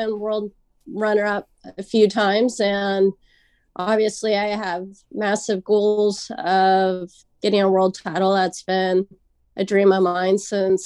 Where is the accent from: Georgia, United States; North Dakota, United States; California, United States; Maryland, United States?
California, United States; Santa Ana; I born and raised Santa Ana